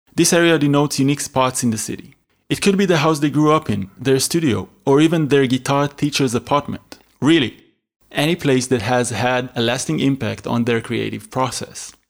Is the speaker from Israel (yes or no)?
yes; Israel; moved away as an adult; also born or lived in Berlin; I was born and raised in Israel in a small town next to Tel Aviv.